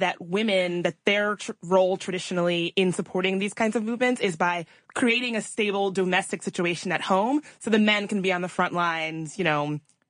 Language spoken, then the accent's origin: English; right outside of Richmond, Virginia, United States; I grew up right outside of Richmond, Virginia, on going to school right near Monument Avenue every day.